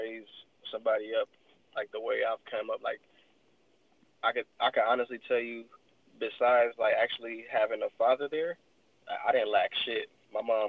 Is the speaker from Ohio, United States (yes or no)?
no; Los Angeles, California, United States; I'm Nigerian, but like my mom would say, I'm a fake Nigerian because I'm born and raised out here. So like, I'm really on some 818 shit